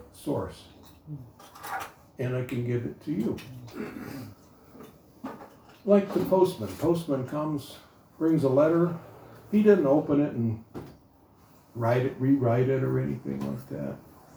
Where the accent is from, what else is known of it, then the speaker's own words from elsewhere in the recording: United States; Even though I was born in America, I didn't know how to speak English